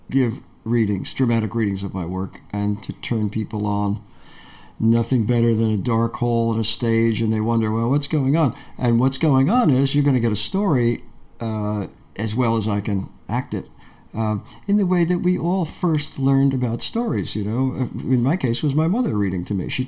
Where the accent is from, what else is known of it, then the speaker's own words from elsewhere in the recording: Peekskill, New York, United States; moved away; I grew up in Peekskill, New York, in Westchester